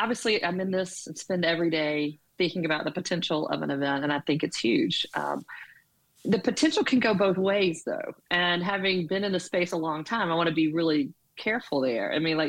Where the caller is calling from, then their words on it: Birmingham, Alabama, United States; I'm in Birmingham, Alabama.